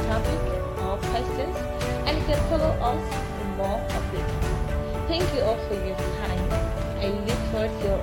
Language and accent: English; Nigeria; I'm from Nigeria in West Africa